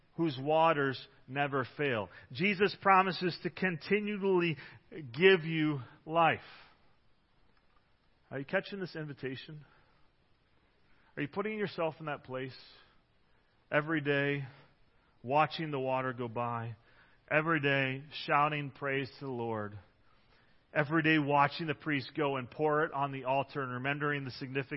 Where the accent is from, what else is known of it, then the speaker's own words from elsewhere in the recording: Detroit, Michigan, United States; now in Grand Rapids, United States; I'm the Detroit area.